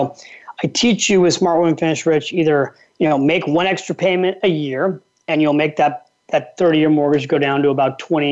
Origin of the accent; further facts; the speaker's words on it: California, United States; now in New York, United States; I'm from California and I live in New York.